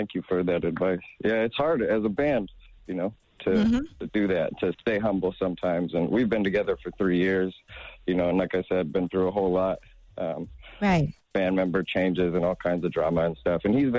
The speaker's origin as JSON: {"language": "English", "region": "Washington", "country": "United States", "said": "Like, I'm from Washington. We're from Washington State."}